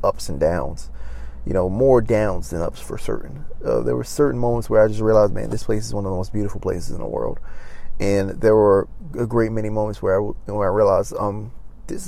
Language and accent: English; Maryland, United States; now in Los Angeles, United States; I went back home to my home state of Maryland